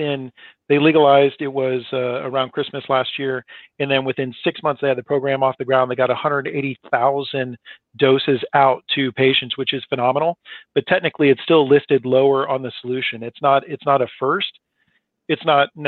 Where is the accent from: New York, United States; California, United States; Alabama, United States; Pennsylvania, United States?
California, United States; San Francisco; I grew up in San Francisco